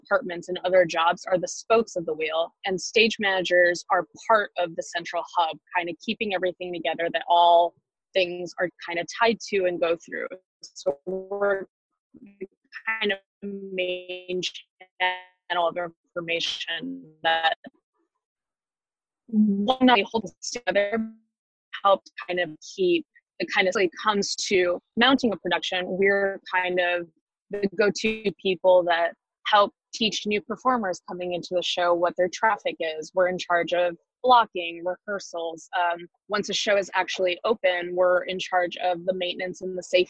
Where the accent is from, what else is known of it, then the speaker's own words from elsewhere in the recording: Texas, United States; now in New York City, United States; I grew up in Texas